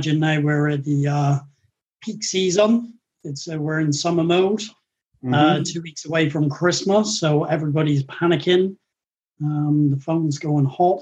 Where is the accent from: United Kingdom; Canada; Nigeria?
United Kingdom; moved away as an adult; now in Auckland, New Zealand; born and bred in the United Kingdom